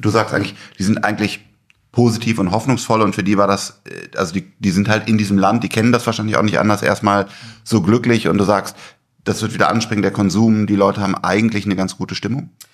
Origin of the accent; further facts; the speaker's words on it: Germany; als Deutscher